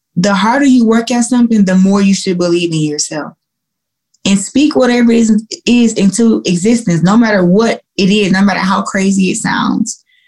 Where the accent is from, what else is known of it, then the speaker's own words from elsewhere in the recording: Flint, Michigan, United States; I'm from Flint and I and I grew up in Flint